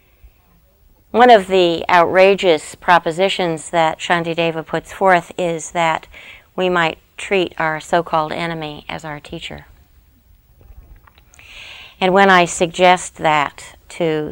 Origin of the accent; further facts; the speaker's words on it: United States; us as Americans